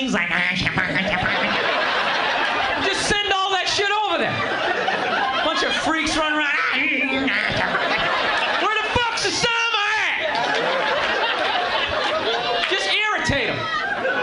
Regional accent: Boston, Massachusetts, United States; now in New York, United States; I'm actually from Massachusetts

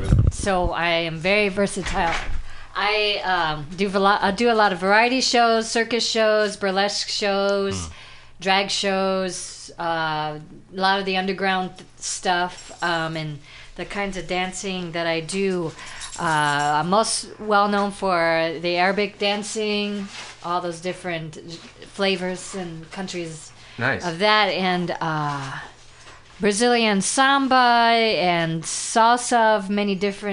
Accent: San Francisco, California, United States; I'm back from Mexico. I'm doing some shows. I guess I'm on a tour in San Francisco. in my hometown on tour.

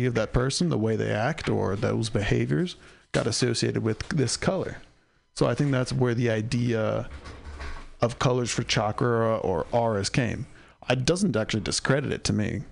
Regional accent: San Diego, California, United States; also born or lived in San Francisco Bay Area; I grew up in San Diego

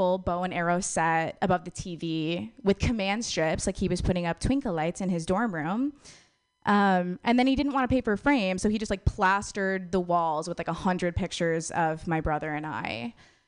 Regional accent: Wisconsin, United States; moved away; I'm from Wisconsin originally

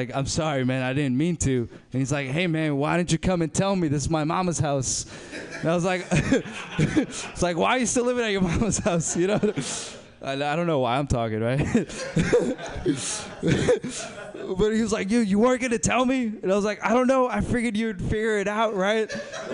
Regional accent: Berkeley, California, United States; I grew up in South Berkeley

